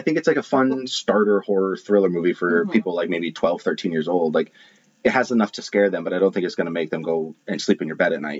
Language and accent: English; Maine, United States; I'm from Maine